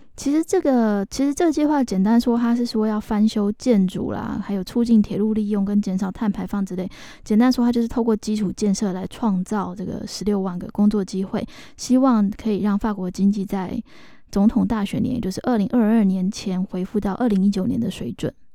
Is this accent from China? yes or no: no; Taiwan; 我们台湾人常常习惯讲那个A P P哈